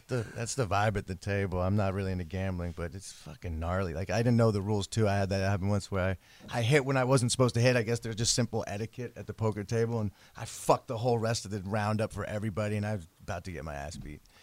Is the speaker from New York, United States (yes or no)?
no; the Bay Area, California, United States; now in Los Angeles, United States; I'm from the Bay Area